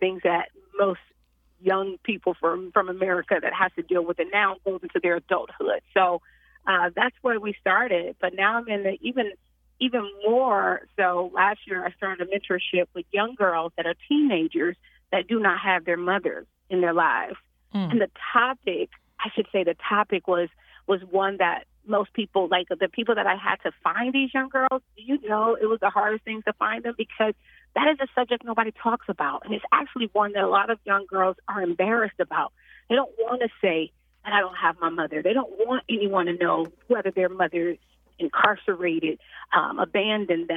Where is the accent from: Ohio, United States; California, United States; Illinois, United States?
Illinois, United States; Chicago; born and raised in Chicago.